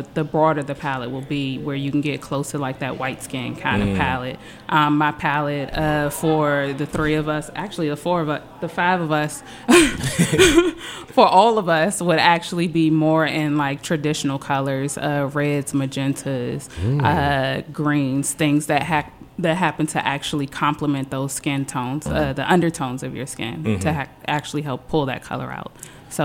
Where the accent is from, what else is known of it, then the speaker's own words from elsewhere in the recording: Ivy City, District of Columbia, United States; I'm from Ivy City. Mm-hmm. My whole cultural background is immersed in black people.